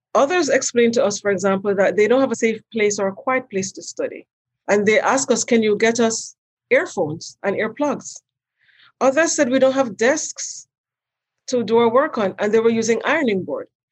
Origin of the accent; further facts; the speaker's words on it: Jamaica; moved away as an adult; also born or lived in New York; now in United States; I'm from Jamaica originally, and I've been here since 1982 when I came to do my undergraduate degree at Pratt Institute in New York.